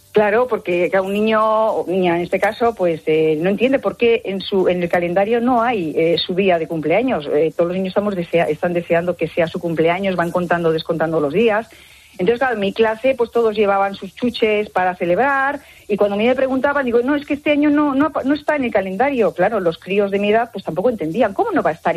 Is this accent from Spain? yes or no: yes; Bilbao, Basque Country, Spain; yo soy de Bilbao